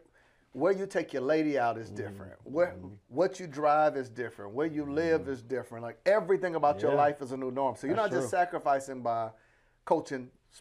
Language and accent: English; Panama City, Florida, United States; I'm from Panama City, Florida, so I get every flight is now a connection flight.